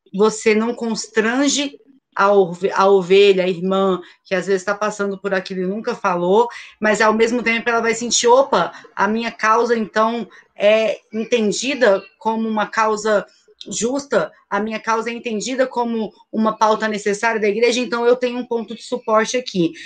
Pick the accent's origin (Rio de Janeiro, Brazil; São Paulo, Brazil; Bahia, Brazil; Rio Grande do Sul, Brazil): Rio de Janeiro, Brazil; eu sou favelada, sou da favela do Sapo, na zona oeste do Rio